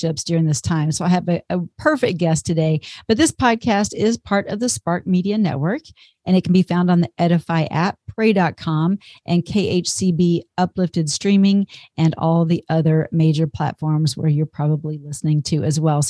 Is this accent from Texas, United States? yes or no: yes; near Dallas, Texas, United States; not too far from my hometown, but outside of Dallas, Texas